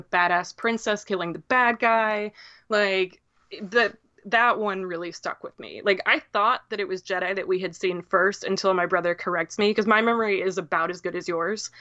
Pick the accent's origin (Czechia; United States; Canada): United States; Downs, Illinois; I am from central Illinois